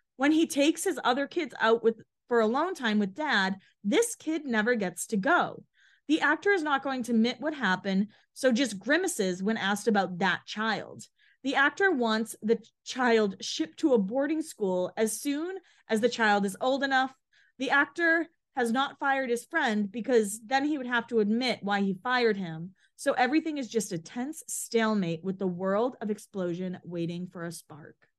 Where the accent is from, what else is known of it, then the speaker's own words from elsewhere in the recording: Boston area, Massachusetts, United States; also born or lived in Bridgewater, Massachusetts; I'm from Boston, they're, or area, not Boston